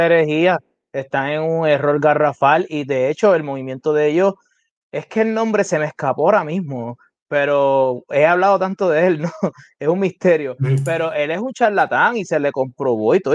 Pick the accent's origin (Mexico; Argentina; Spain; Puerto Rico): Puerto Rico; Carolina; Yo estudié en la escuela elemental en Carolina, que es mi ciudad natal